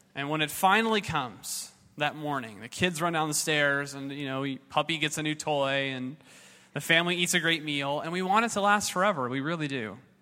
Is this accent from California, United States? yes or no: yes; Southern California, United States; I was raised in Southern California